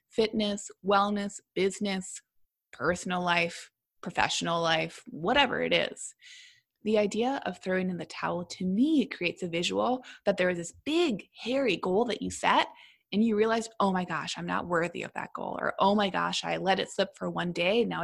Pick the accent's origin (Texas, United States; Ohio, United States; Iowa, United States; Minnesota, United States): Minnesota, United States; because also as a Minnesotan, you got to talk about the weather.